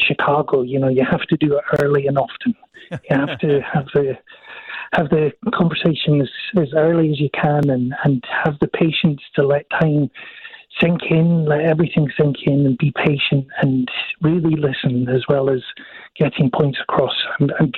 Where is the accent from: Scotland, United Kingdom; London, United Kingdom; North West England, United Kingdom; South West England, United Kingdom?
Scotland, United Kingdom; I'm from Scotland